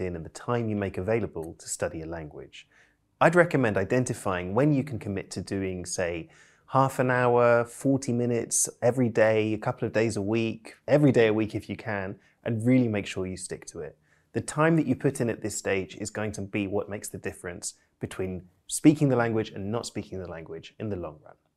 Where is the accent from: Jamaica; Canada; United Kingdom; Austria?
United Kingdom; I'm British polyglot